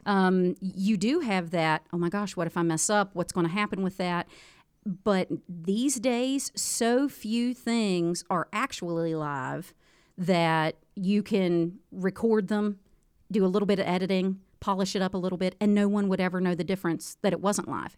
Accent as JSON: {"language": "English", "town": "Moorefield", "region": "West Virginia", "country": "United States", "also_born_or_lived": "Harrisonburg, Virginia / Petersburg, West Virginia", "said": "I'm from Moorfield originally"}